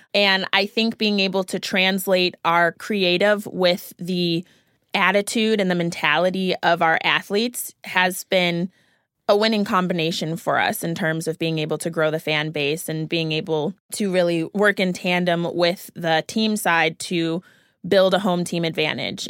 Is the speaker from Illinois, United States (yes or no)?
yes; Naperville, Illinois, United States; I'm from the Chicago area, so watching the Bowles Dynasty and also from Naperville specifically, so watching Candace Parker growing up